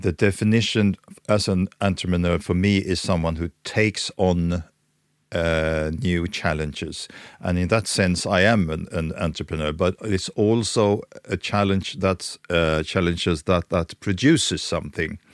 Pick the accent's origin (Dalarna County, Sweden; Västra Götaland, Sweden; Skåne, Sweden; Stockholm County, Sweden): Stockholm County, Sweden; Stockholm; I'm born and raised in Stockholm